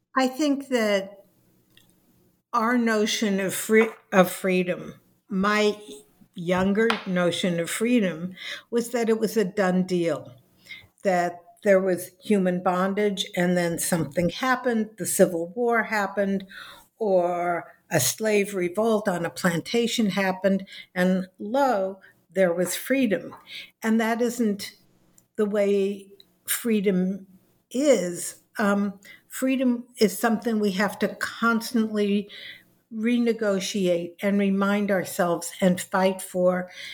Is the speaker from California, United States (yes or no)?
yes; Los Angeles, California, United States; I was born in Los Angeles, California. I went through the public schools